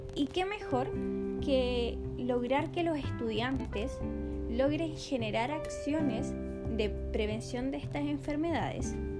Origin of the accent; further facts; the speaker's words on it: Coquimbo, Chile; soy de la cuarta región de Coquimbo